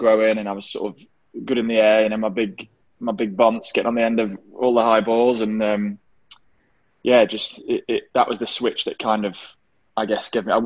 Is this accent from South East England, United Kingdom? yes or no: no; Derby, East Midlands, United Kingdom; kids growing up in England, I loved football